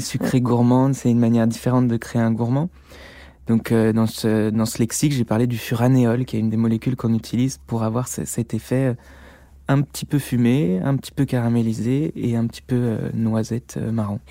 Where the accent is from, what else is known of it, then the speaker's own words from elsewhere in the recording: Beaujolais, Auvergne-Rhône-Alpes, France; also born or lived in Lyon; À la base, moi je suis lyonnais, enfin je viens du Beaujolais, j'ai fait mes études à Lyon.